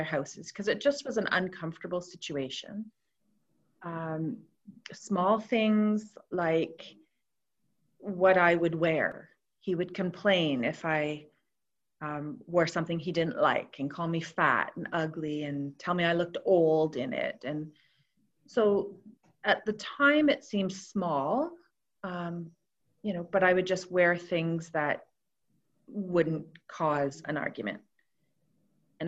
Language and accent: English; Toronto, Ontario, Canada; moved away as an adult; also born or lived in Roseneath, Canada; now in Cobourg, Canada; I grew up in Toronto and slowly moved out this way through the years